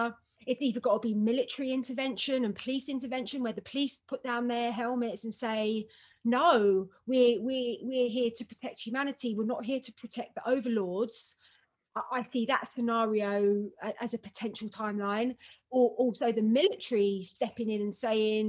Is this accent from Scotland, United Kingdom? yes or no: no; London, United Kingdom; I went to school in Hampstead and I grew up in London